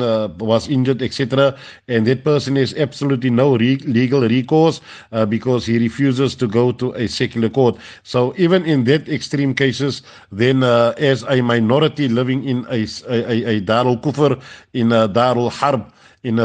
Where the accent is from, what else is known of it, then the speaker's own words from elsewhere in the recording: South Africa; as South African Muslims, or Muslims living in South Africa